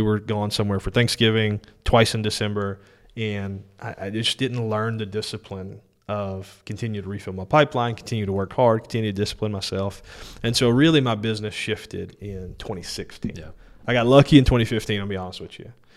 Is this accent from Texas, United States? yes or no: no; Denham Springs, Louisiana, United States; also born or lived in New Orleans, Louisiana / Greenville, South Carolina; we settled in Denham Springs